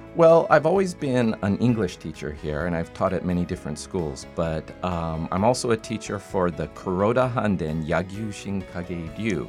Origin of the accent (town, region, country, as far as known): Salt Lake City, Utah, United States; moved away as an adult; now in Fukuoka, Japan